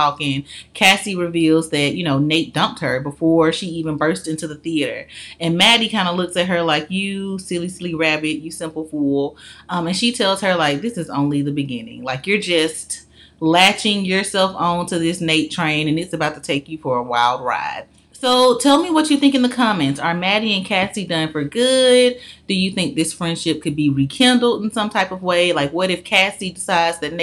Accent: Birmingham, Alabama, United States; I'm from Birmingham, Alabama

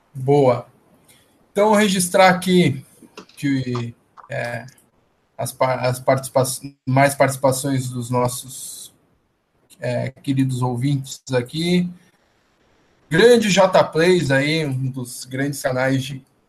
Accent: Porto Alegre, Rio Grande do Sul, Brazil; Eu que sou de Porto Alegre

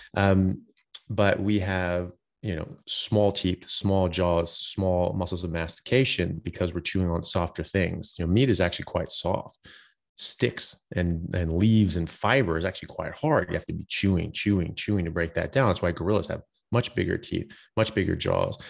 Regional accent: United States; now in Australia; I'm an American doctor. I'm pr, currently practicing in Australia

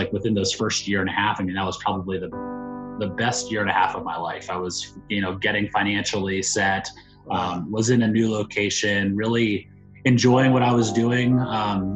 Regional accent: Mechanicsburg, Pennsylvania, United States; moved away as an adult; now in Washington, D.C., United States; I grew up in central Pennsylvania in a small town called Mechanicsburg, Pennsylvania

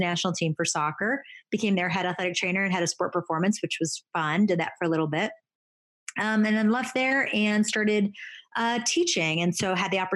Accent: Buffalo, New York, United States; moved away as an adult; also born or lived in North Carolina; I'm from Buffalo, New York

